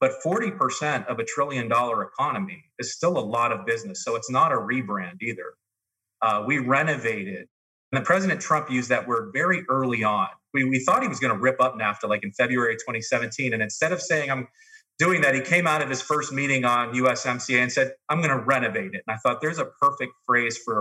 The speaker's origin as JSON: {"language": "English", "town": "Youngstown", "region": "Ohio", "country": "United States", "lives_now": "Columbus, United States", "said": "I'm from Youngstown, Ohio"}